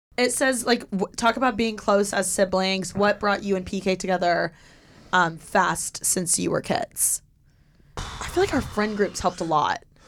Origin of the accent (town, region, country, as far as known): Indiana, United States; born or raised there; moved away as an adult; now in Los Angeles, United States